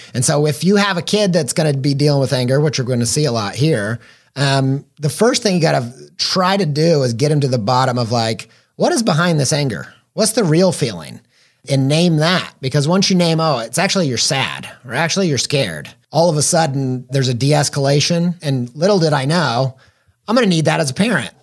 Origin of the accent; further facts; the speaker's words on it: Midwest, United States; I grew up in the Midwest